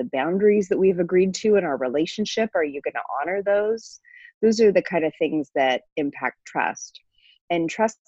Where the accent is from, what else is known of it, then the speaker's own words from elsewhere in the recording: Toronto, Ontario, Canada; moved away as an adult; now in Minneapolis, United States; I was raised in Toronto in Canada, and came to Minnesota for a two-year fellowship